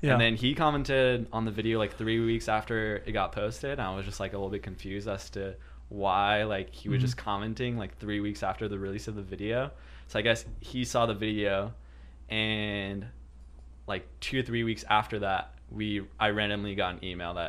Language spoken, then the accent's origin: English; Quebec, Canada